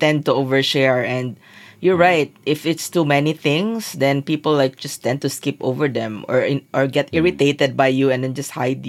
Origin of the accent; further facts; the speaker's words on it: Zamboanga City, Zamboanga Peninsula, Philippines; So I'm from Zamboanga